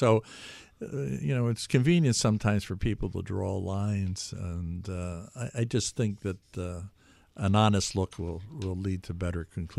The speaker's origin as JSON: {"language": "English", "town": "Philadelphia", "region": "Pennsylvania", "country": "United States", "tie": "born there", "said": "I was born in the Philadelphia area, and I lived in capitals around the world. I was a city person."}